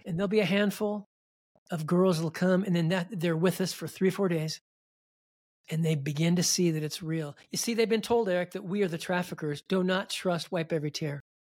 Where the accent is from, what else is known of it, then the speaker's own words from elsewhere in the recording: Milwaukie, Oregon, United States; I grew up in Milwaukee, Oregon, just outside of Portland.